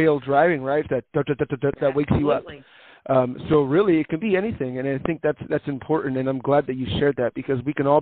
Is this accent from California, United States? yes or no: yes; California, United States; moved away as an adult; now in North Carolina, United States; I'm originally from California